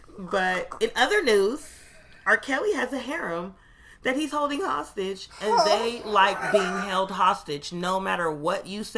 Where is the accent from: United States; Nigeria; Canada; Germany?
Canada; Still a square. I'm still Canadian. And I'm still a child star that just grew up checks.